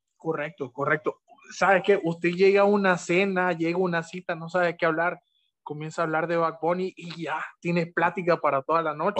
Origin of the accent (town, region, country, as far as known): Honduras